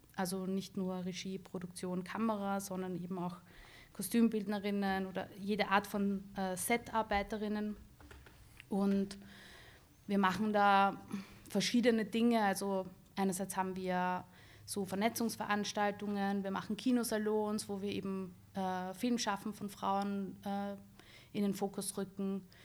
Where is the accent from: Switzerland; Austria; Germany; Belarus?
Austria; Bad Vöslau, Lower Austria; moved away as an adult; also born or lived in Baden; now in Vienna, Austria; ich bin in Bad Fürslau aufgewachsen, wo meine Eltern auch immer noch leben.